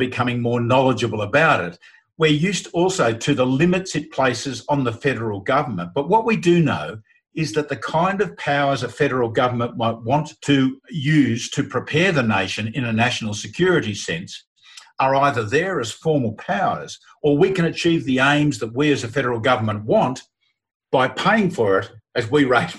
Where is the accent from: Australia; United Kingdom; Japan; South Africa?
Australia